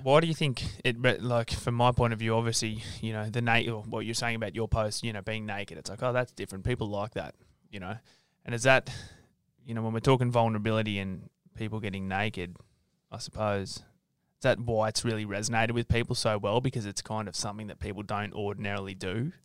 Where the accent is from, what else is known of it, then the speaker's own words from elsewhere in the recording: Sydney, New South Wales, Australia; I'm from Sydney.